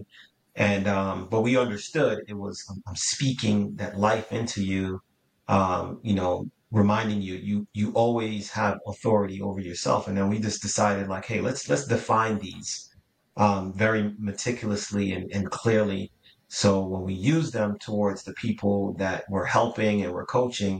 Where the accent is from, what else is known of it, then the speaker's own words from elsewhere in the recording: Jamaica; now in United States; I was born and raised in Jamaica